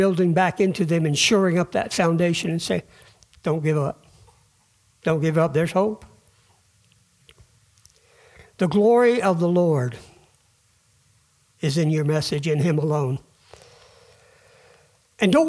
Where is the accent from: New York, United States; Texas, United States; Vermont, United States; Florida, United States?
Vermont, United States; we're from Vermont